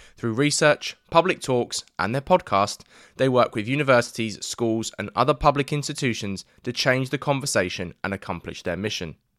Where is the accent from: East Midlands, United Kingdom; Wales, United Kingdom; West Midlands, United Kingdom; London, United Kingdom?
London, United Kingdom; I grew up in East London